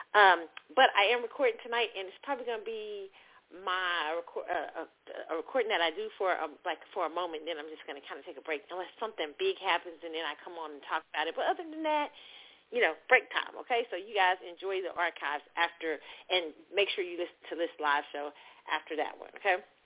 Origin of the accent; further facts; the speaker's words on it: Kansas City, Missouri, United States; now in Dallas, United States; My hometown football team, Kansas City Chiefs